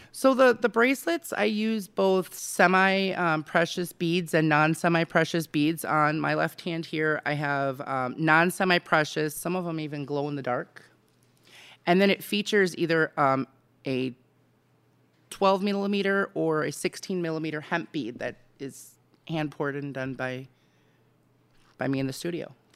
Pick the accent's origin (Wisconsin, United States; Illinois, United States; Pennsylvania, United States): Wisconsin, United States; Racine; born or raised there; moved away as an adult; also born or lived in McAllen, Texas; now in Arizona, United States